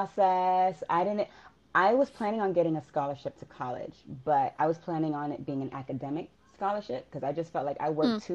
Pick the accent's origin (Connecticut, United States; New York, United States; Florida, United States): Florida, United States; Miami; moved away as an adult; now in Atlanta, United States; I grew up in Miami